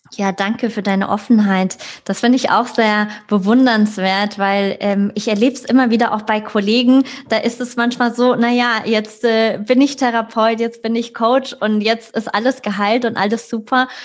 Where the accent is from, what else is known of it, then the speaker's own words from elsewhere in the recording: Frankfurt, Hesse, Germany; ich komme aus Frankfurt, ja, Großstadt